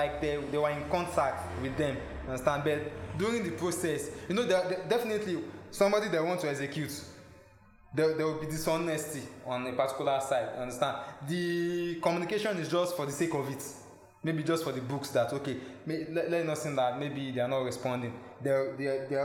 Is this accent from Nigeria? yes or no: yes; Nigeria; we are now Nigerian.